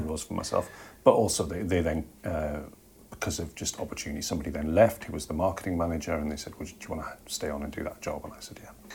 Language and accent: English; Jarrow, North East England, United Kingdom; my hometown, which is a place called Jarrow in the northeast of England